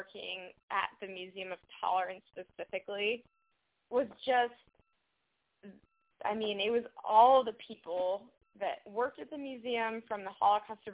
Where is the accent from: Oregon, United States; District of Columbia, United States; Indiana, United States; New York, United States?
Indiana, United States; moved away; I'm from Indiana